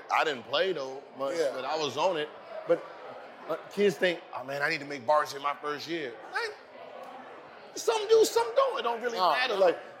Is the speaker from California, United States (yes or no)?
yes; the Valley, California, United States; Yeah, so I grew up with Gary in the Valley